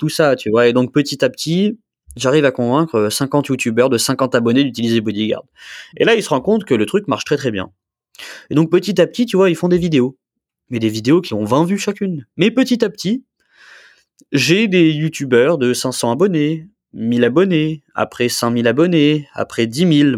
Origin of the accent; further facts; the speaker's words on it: Nice, Provence-Alpes-Côte d'Azur, France; je viens de Nice, hein. mm. je, suis niçois. Hein. Tu vois, j'habite toujours à Nice d'ailleurs